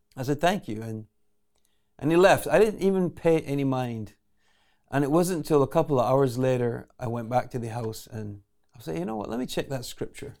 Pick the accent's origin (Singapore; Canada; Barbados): Barbados; I was born in Barbados